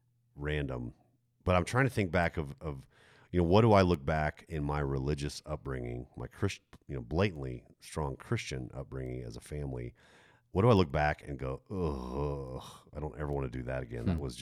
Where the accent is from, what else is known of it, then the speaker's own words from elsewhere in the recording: Stuttgart, Baden-Württemberg, Germany; growing up in Germany, in Stuttgart, Germany. Stuttgart was is a very big city.